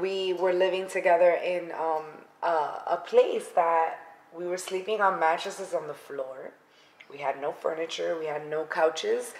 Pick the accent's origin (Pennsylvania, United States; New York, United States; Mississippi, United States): New York, United States; New York City; moved away; I am originally from the Bronx, and I grew up and was raised there.